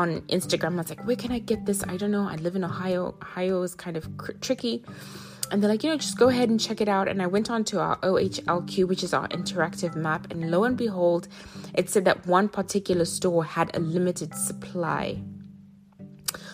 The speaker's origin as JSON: {"language": "English", "country": "Zimbabwe", "tie": "born or raised there", "also_born_or_lived": "South Africa / Africa", "moved": "yes", "lives_now": "United States", "said": "I think of my home where I was born in Zimbabwe"}